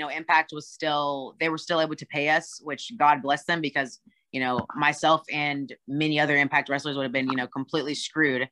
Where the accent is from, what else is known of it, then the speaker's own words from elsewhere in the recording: Austin, Texas, United States; now in Atlanta, United States; I'm from Austin, Texas, but I live with my husband in Atlanta right now